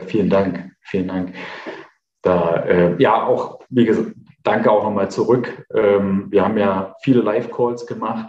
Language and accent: German; Eichsfeld, near Nordhausen, Thuringia, Germany; bin ja Thüringer